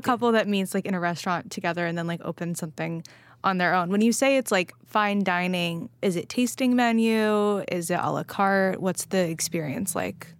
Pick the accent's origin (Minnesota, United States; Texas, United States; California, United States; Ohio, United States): California, United States; now in New York, United States; I'm from California, s, and I live in New York